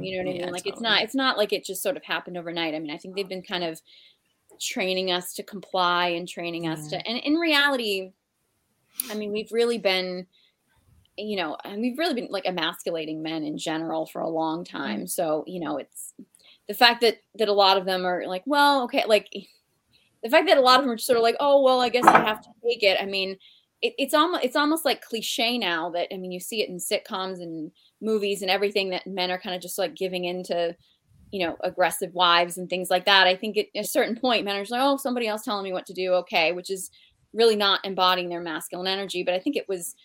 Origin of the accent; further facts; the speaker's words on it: Boston, Massachusetts, United States; I'm from Boston